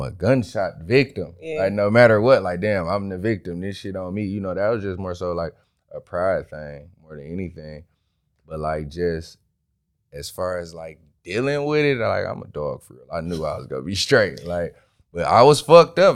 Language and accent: English; Detroit, Michigan, United States; From Detroit, East Side